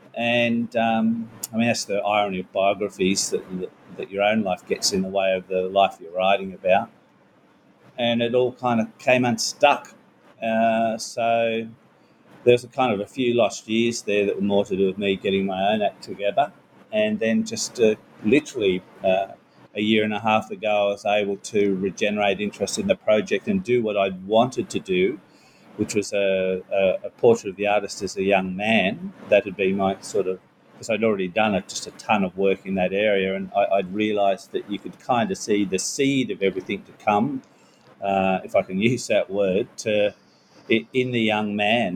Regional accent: Newcastle, New South Wales, Australia; Newcastle, my hometown

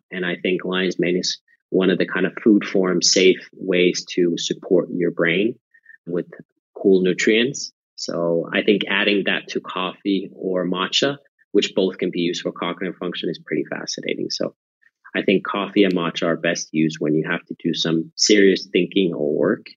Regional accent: near Nokia, Pirkanmaa, Finland; moved away; I was born and raised in Finland near the town of Nokia, famous for the mobile phones.

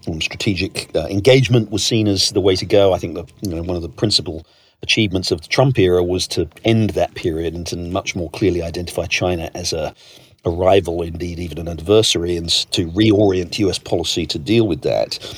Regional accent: United Kingdom; moved away; you and I grew up in Britain, both moved away

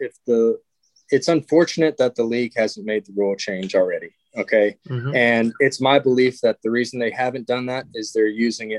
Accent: Georgia, United States; also born or lived in Chicago, Illinois; I was born in Chicago, but moved to Georgia when I was young

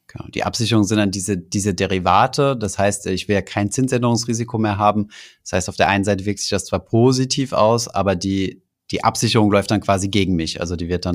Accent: Germany; bei uns in Deutschland

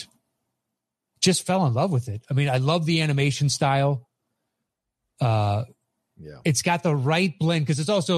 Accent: United States; as an American

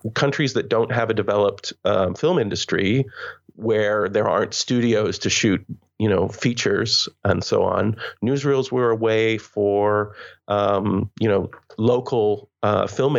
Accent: Canada; moved away as an adult; I'm Canadian

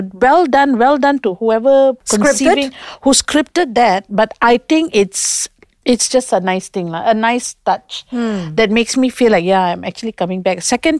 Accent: Malaysia; I'm just so happy being Malaysian. There's no better place than home.

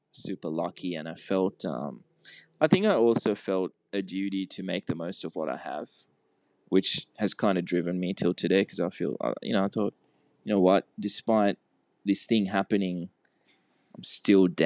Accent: Sri Lanka; born there; moved away; It's where I, I was born in Sri Lanka, mm-hmm. but um, I hadn't been there since we moved here.

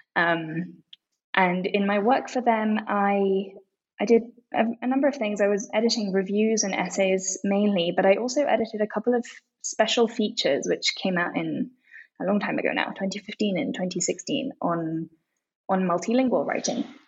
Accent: London, United Kingdom; moved away as an adult; also born or lived in Tokyo, Japan; now in Mexico City, Mexico; I grew up mainly in London

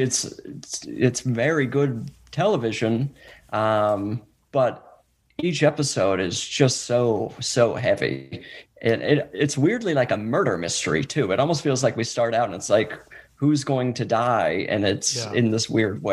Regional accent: Salt Lake City, Utah, United States; moved away; I'm from Salt Lake

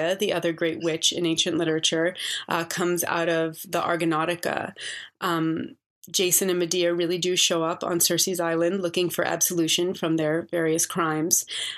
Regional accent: New York City, New York, United States; also born or lived in Boston; I was born in Boston, but when I was about a year old, my parents moved to New York City. So I grew up in New York City, in Manhattan

